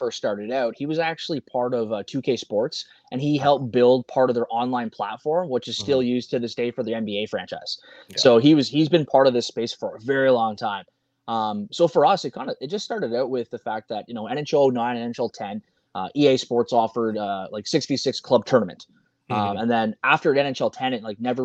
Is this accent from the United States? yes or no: no; Canada; we're two Canadian kids that love hockey